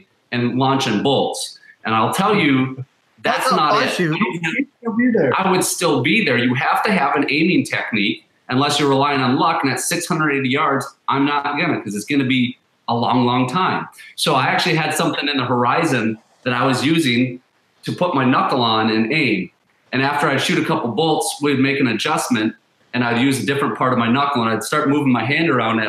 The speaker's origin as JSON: {"language": "English", "town": "Alexandria", "region": "Minnesota", "country": "United States", "said": "We're actually west central. So kind of that Alexandria"}